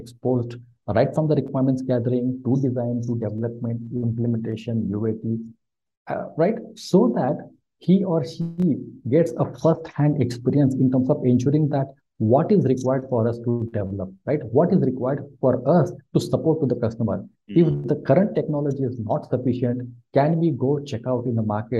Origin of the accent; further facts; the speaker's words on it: India; moved away as an adult; also born or lived in Mumbai, India; now in Bangalore, India; although I was born in Mumbai, I come and I was, you know, I grew up in a very, very small village